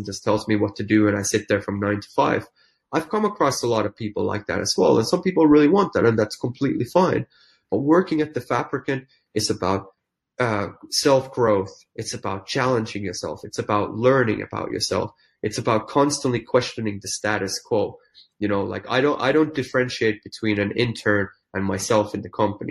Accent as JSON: {"language": "English", "country": "Finland", "tie": "born or raised there", "also_born_or_lived": "London / New York", "second_language": "English", "moved": "as an adult", "said": "I'm a small town Finnish boy, but I left Finland back in 1995"}